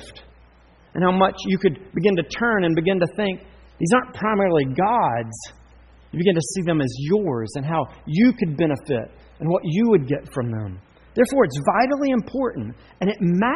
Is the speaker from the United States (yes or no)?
yes; Charlotte, North Carolina, United States; I grew up in Charlotte